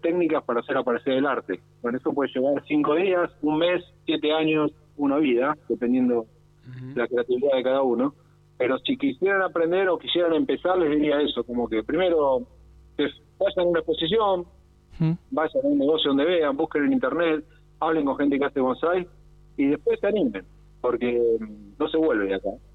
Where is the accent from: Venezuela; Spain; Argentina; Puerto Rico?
Argentina